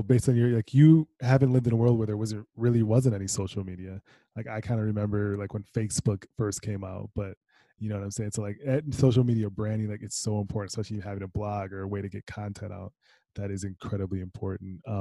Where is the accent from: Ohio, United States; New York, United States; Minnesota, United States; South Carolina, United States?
Minnesota, United States; I'm from Minnesota